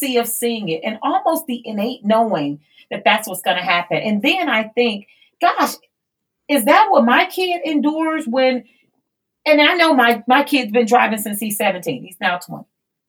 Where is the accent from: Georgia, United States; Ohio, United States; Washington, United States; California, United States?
Ohio, United States; East Cleveland; I'm from East Cleveland, one of the poorest communities in all of Northeast Ohio.